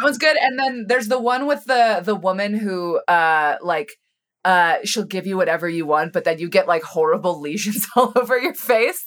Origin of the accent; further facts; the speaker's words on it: Colorado, United States; I grew up in Colorado